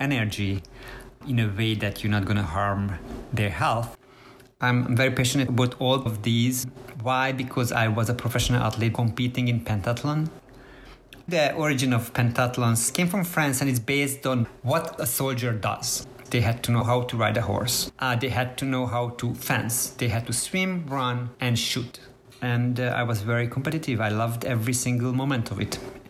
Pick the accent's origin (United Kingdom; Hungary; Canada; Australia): Hungary; Budapest; also born or lived in Israel; now in United States; Magyarországon születtem, Budapesten, 1974-17-én.